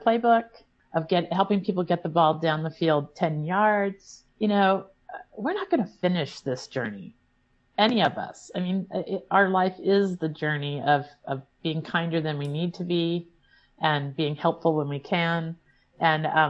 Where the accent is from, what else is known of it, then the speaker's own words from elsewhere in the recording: Illinois, United States; now in Vermont, United States; I grew up in Illinois, a world away